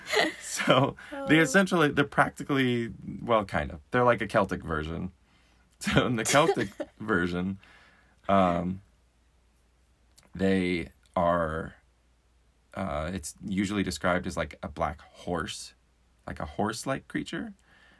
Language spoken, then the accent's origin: English; Washington, United States; growing up in Washington